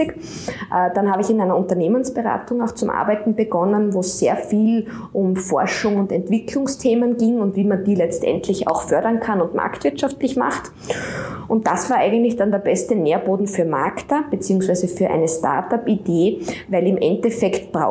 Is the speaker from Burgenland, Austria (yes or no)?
no; Steins, Styria, Austria; Und ich bin selber in Steins in der Steiermark am Land aufgewachsen